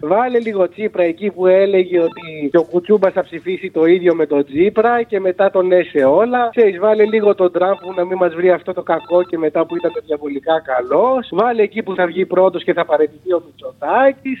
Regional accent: Samos, North Aegean, Greece; Κατάγομαι από τη Σάμο

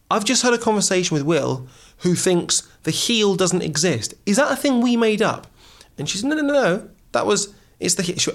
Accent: Wolverhampton, West Midlands, United Kingdom; also born or lived in Oxford, United Kingdom; so i was born in oxford but i was raised in wolverhampton

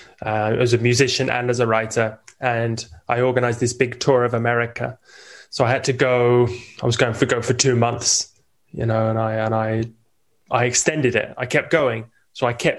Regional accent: England, United Kingdom; moved away as an adult; now in Italy; originally, I'm English. I'm an immigrant here in Italy

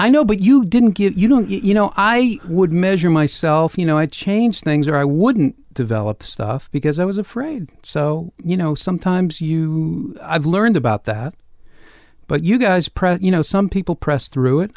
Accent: Boston, Massachusetts, United States; I grew up in Boston

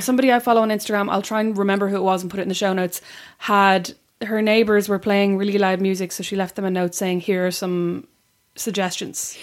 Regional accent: Straffan, County Kildare, Ireland; I'm from Straffin, which, which is where the K Club is, and I live about ten minutes away

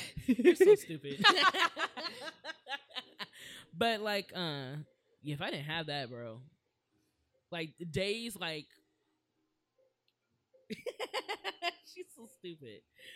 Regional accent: Springfield, Ohio, United States; now in Los Angeles, United States; Where? Springfield, Ohio.

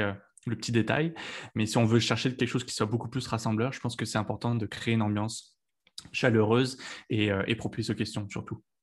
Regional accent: Lyon, Auvergne-Rhône-Alpes, France; moved away as an adult; also born or lived in Paris, France; now in Montreal, Canada; je suis originaire de Lyon en France

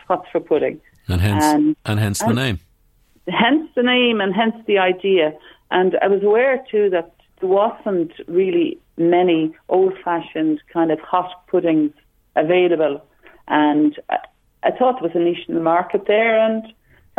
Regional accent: Dublin, Leinster, Ireland; growing up in Dublin

